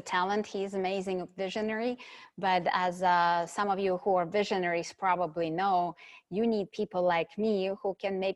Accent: Ukraine; moved away; I was born in Ukraine, and at that time it was a Soviet Union, so a communist country

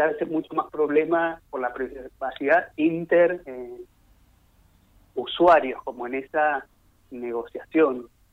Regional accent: Buenos Aires, Argentina; yo soy de, Autónoma de Buenos Aires

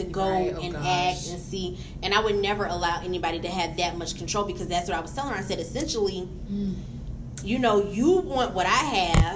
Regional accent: Atlanta, Georgia, United States; I am from Atlanta

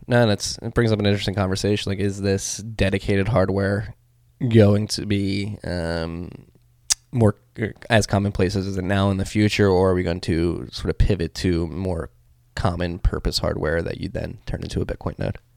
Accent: Philadelphia, Pennsylvania, United States; as a Philadelphian

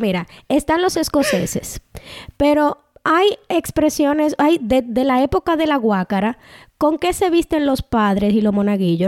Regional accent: Dominican Republic; first language Spanish; now in Canada; En el grupo de dominicanos yo soy mayoría porque soy una mujer dominicana. Aquí en Canadá yo soy minoría porque soy inmigrante.

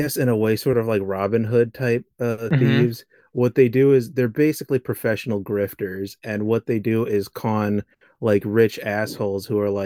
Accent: United States; I'm American

